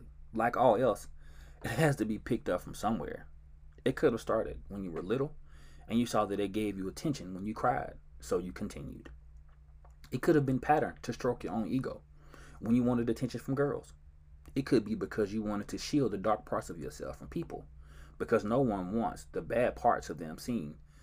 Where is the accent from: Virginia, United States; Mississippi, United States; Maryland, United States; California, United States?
Mississippi, United States; Georgetown; now in Dallas, United States; I was born and raised in Georgetown, Mississippi